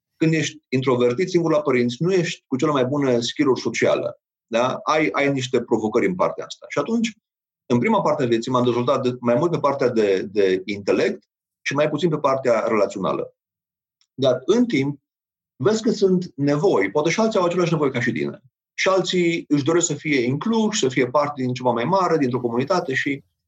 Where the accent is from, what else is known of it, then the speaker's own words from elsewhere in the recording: Romania; noi ca și români